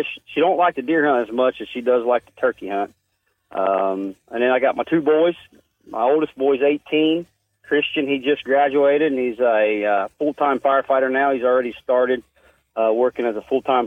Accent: Georgetown, Ohio, United States; I was born in Georgetown, Ohio, to Tom and Mary Manning

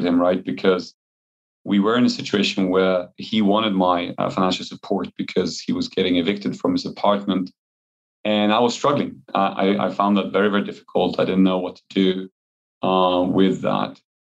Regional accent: Poland; moved away; since it's my home country

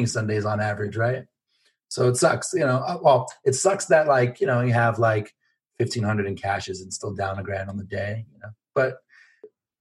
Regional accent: Los Angeles, California, United States; moved away; I'm from Los Angeles originally

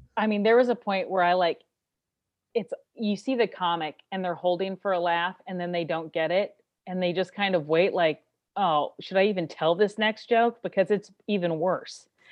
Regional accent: Kansas City, United States; now in Los Angeles, United States; I'm originally from Kansas City

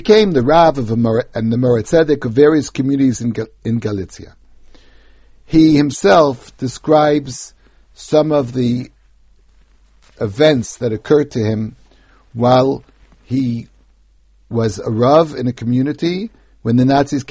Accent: United States; When I was growing up in America

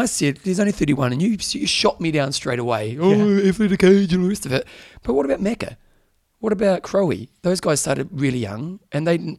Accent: New Zealand; As a Kiwi

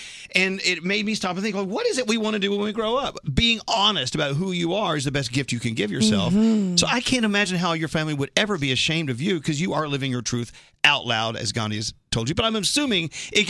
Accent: McKinney, Texas, United States; I'm from McKinney, Texas, up north.

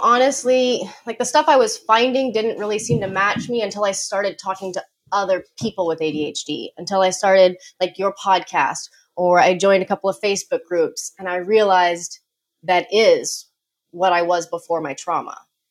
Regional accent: Colorado, United States; born or raised there

